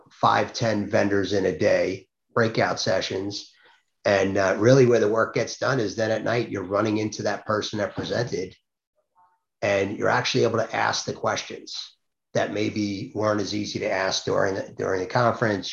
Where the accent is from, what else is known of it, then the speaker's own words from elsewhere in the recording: Long Island, New York, United States; now in New Jersey, United States; I'm actually live in New Jersey, grew up on Long Island.